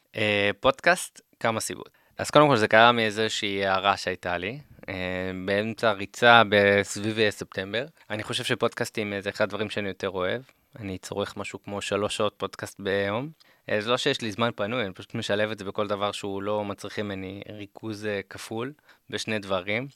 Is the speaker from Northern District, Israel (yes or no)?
yes; Karmiel, Northern District, Israel; moved away as an adult; now in Central Israel; אני מכרמיאל במקור